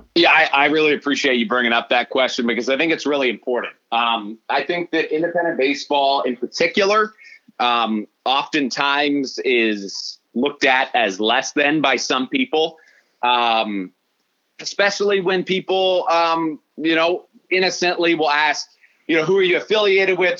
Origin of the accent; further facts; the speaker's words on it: Midwest, United States; as a Midwesterner, but that's what we do here.